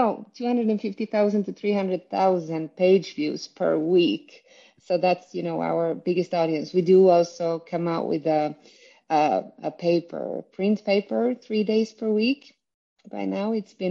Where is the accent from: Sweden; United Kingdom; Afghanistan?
Sweden; I am from Sweden, where I am currently the CEO and editor-in-chief of Dagen